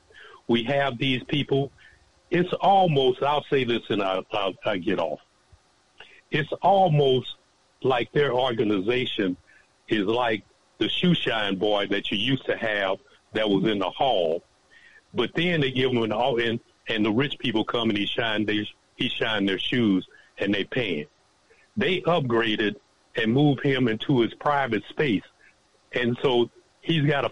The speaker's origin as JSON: {"language": "English", "town": "Centreville", "region": "Illinois", "country": "United States", "said": "I'm from East St. Louis, actually a little town called Centerville, right outside of East St. Louis"}